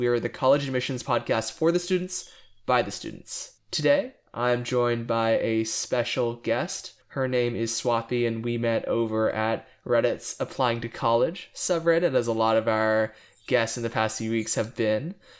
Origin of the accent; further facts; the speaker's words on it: Dallas, Texas, United States; I'm from Dallas.